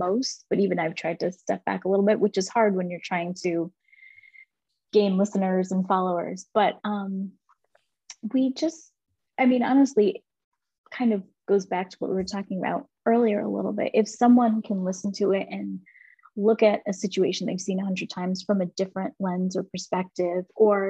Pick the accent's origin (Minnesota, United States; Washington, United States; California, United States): Washington, United States; Seattle; born there; also born or lived in Germany / Louisiana / Texas / Georgia; So I was born in Seattle, Washington, and then we moved to Germany for a few years, and then we came back stateside, and we lived in Louisiana, then Texas, Georgia, and then New York.